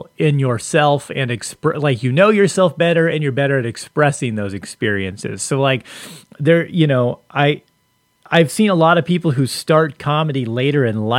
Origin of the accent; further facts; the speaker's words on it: Long Beach, California, United States; also born or lived in Costa Mesa; I grew up in Long Beach